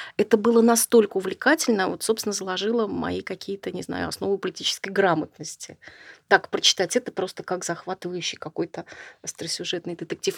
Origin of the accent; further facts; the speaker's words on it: Saint Petersburg, Russia; Я петербурженка, ленинградка в первом поколении, все мои предки, они оттуда